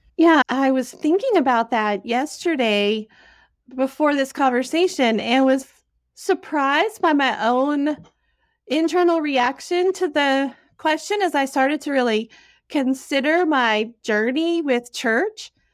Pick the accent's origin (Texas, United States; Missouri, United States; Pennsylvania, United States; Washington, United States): Texas, United States; Dallas; moved away; I grew up in Dallas, Texas